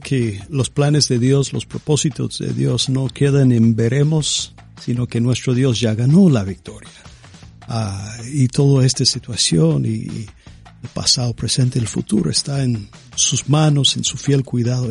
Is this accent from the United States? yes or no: yes; United States; Yo, soy estadounidense